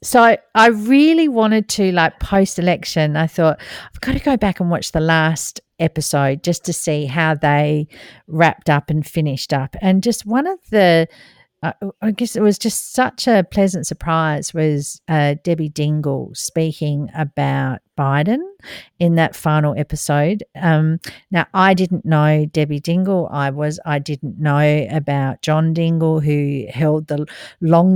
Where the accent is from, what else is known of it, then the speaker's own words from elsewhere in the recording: Australia; as an Australian